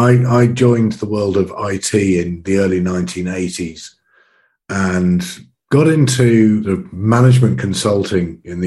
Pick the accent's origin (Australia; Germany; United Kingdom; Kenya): United Kingdom; Oxford, South East England; also born or lived in Brussels, Belgium; I'm about 10 kilometers outside of Oxford, which is where I grew up. But I also spent 5 years living in Brussels in the mid-90s